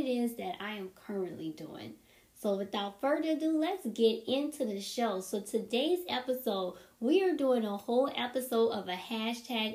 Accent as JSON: {"language": "English", "town": "New Orleans", "region": "Louisiana", "country": "United States", "also_born_or_lived": "Texas", "said": "I'm from New Orleans"}